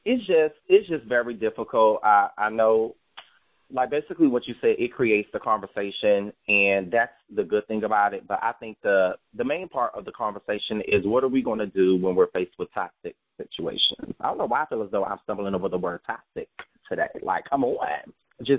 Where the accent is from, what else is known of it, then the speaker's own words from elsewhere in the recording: Peoria, Illinois, United States; I'm from Peoria, Illinois